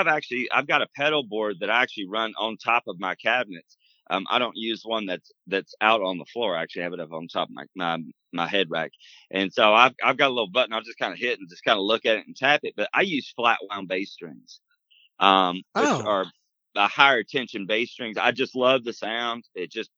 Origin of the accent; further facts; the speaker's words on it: Chattanooga, Tennessee, United States; moved away as an adult; also born or lived in Nashville; I moved from Chattanooga right after high school, literally about 6 months after we graduated